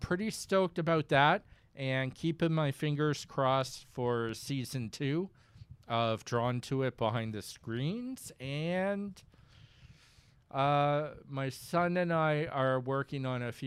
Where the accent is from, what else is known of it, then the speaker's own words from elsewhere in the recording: Saint John, New Brunswick, Canada; I'm teaching at a new college in St. John, New Brunswick, which is my hometown.